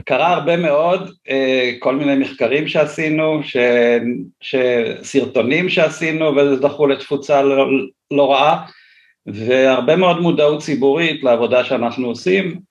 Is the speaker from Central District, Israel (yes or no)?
yes; Ness Ziona, Central District, Israel; אני מאוד אוהב את נס ציונה, גדלתי פה, כאמור נולדתי פה